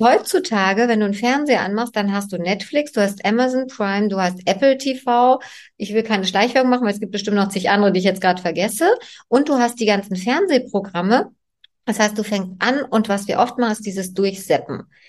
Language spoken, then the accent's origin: German; East Germany, Germany; ich bin ja in der DDR groß geworden